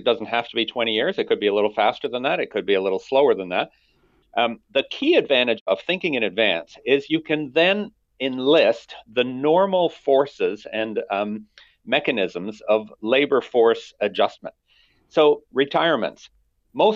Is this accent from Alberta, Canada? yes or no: yes; Alberta, Canada; I come from Alberta. That's where I was born and raised